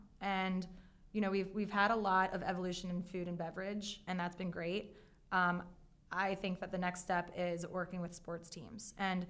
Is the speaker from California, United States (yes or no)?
no; Baltimore, Maryland, United States; accent: Baltimore; You're going to hear my Baltimore accent.